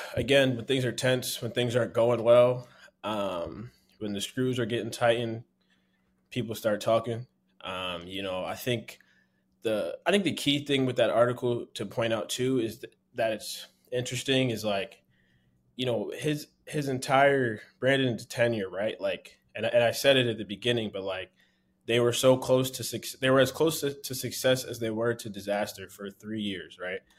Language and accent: English; Philadelphia, Pennsylvania, United States; I'm from Philly